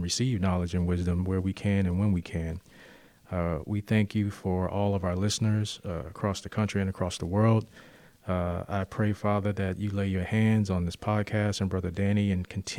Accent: Oakland, California, United States; also born or lived in Richmond, Virginia / East Orange, New Jersey; been raised most of my life in Oakland

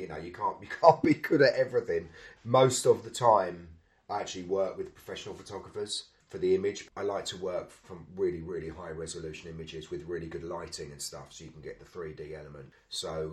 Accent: London, United Kingdom; I was from South London

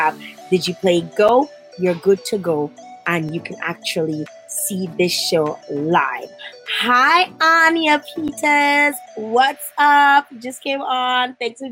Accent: Dominica; my home country, the Nature Island of Dominica

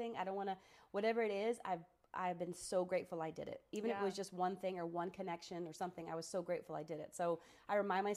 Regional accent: Sarasota, Florida, United States; moved away as an adult; now in Cookeville, United States; Sarasota, my hometown

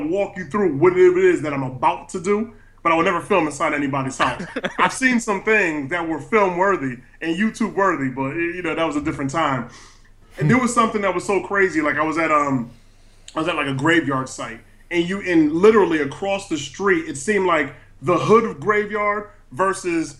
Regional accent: Stratford, Connecticut, United States; I'm actually from Stratford, Connecticut

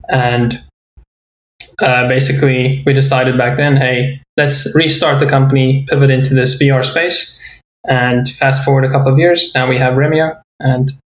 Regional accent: South Africa; my journey started in South Africa, where I grew up

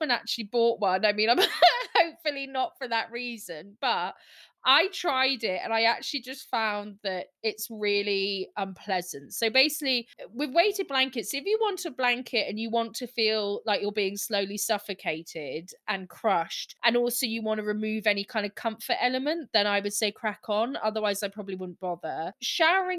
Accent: Scotland, United Kingdom; I'm Scottish

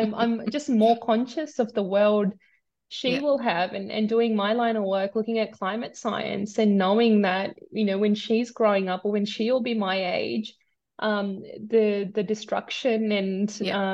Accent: Sydney, New South Wales, Australia; born or raised there; also born or lived in India

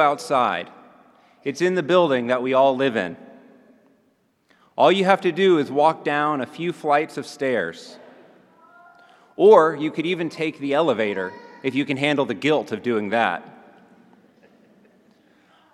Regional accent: Montgomery, Alabama, United States; Montgomery, Alabama, my hometown

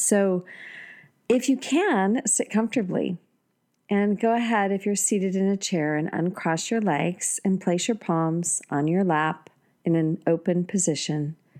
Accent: United States; I've never been so proud to be an American

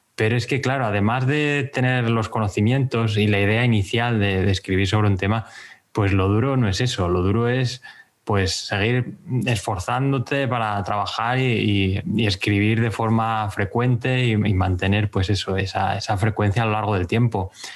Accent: Béjar, Castile and León, Spain; moved away as an adult; now in Gijón, Spain; Vivo en Gijón desde hace 10 años, pero me fui de Bejar con 18 ya

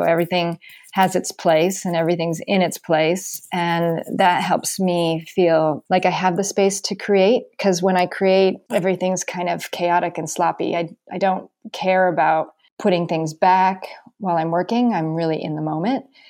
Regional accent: Carmel, California, United States; moved away as an adult; also born or lived in New York City; now in Greenwich, Connecticut, United States; my hometown of Carmel

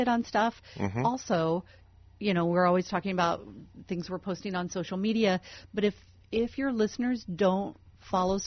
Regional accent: Denison, Iowa, United States; moved away; I'm from Iowa, so now I see, like... you know, Midwesterner

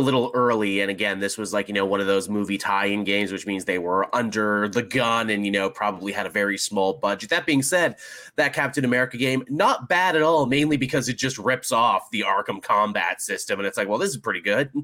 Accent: Canada

